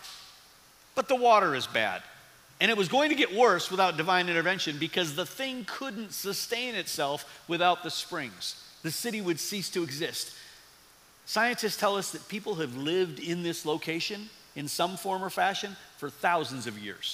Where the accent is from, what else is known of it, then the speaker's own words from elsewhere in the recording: Midwest, United States; also born or lived in East Tennessee; as a Midwesterner